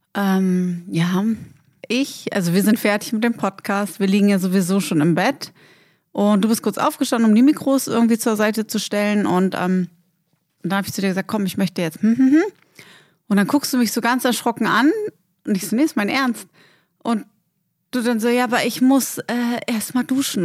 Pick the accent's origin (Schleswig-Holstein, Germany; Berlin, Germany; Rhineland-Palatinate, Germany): Berlin, Germany; moved away; Und dann sind wir natürlich in unserer Heimatstadt